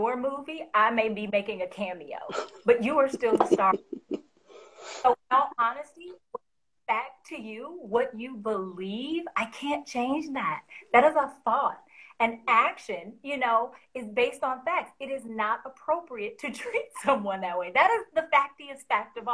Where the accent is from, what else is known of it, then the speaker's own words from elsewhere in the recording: the South, United States; I'm from the South, so there's a phrase that we use